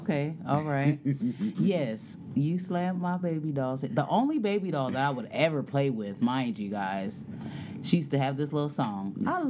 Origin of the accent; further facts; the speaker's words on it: Los Angeles, California, United States; moved away as an adult; also born or lived in Phoenix, Arizona; now in Dallas, United States; But I come from California, Los Angeles. Went to L.A. High. I now live in Texas. I lived in Arizona for 11 years, and now I'm in Texas. It's been a year, and I'm loving it.